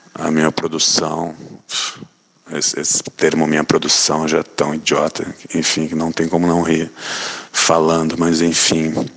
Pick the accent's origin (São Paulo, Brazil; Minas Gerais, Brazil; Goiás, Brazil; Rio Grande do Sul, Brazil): Rio Grande do Sul, Brazil; moved away as an adult; now in Rio de Janeiro, Brazil; nasci no Rio Grande do Sul e moro no Rio de Janeiro desde 99.